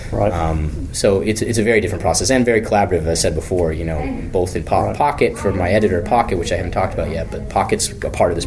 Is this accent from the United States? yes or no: yes; Maine, United States; I grew up in Maine